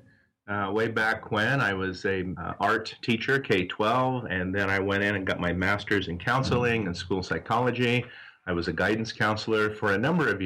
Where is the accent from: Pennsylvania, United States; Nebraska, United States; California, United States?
Nebraska, United States; south central; moved away as an adult; also born or lived in Arizona; now in Tempe, United States; I originally grew up out in Nebraska, out in south central Nebraska, in a small farming community.